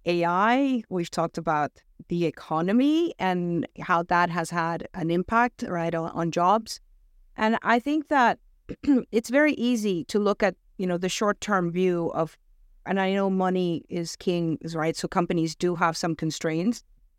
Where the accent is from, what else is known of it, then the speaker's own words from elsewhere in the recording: Venezuela; accent: American; also born or lived in United States; now in United Kingdom; I mean, I'm originally from Venezuela, so I may have lost my accent along the way because I picked up the American accent where I lived for many years. And now I've been in the UK for the last 15